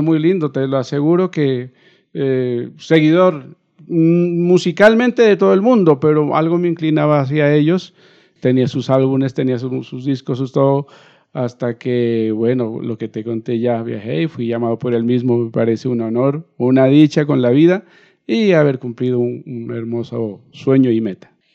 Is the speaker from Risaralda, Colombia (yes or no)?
no; Nariño, Colombia; moved away; partí de, mi tierra, pero siempre mi corazón ha estado acá